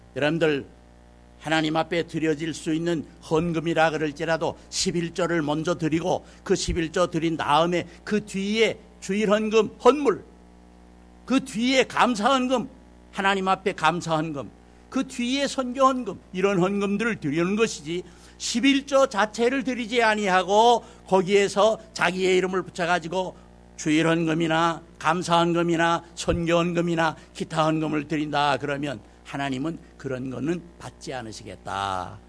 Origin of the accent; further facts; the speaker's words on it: South Korea; 우리 한국 사람이 한국말로 말하면은